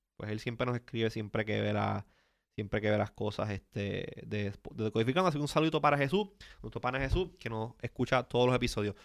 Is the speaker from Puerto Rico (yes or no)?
yes; Puerto Rico; de Puerto Rico siempre lo tienen en una zona media gris y no necesariamente somos considerados Latinoamérica ni tampoco somos considerados parte de Estados Unidos.